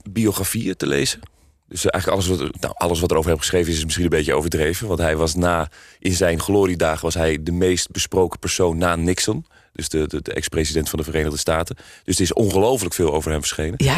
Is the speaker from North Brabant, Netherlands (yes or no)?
no; Amsterdam, North Holland, Netherlands; ik kom zelf uit Amsterdam, geboren en getogen.